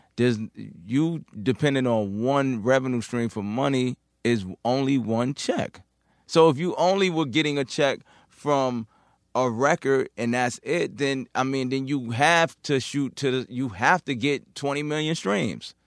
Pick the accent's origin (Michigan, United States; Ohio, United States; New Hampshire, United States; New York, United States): New York, United States; New York City; I'm from Queens